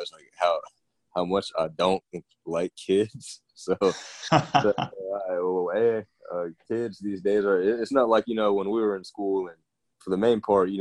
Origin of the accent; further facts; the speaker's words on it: Decatur, Georgia, United States; I'm from Georgia originally, grew up in Decatur